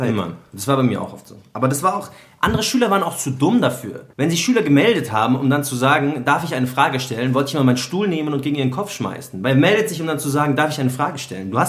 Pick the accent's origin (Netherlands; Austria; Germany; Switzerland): Germany; Munich, Bavaria; aber ich bin von Bogenhausen eigentlich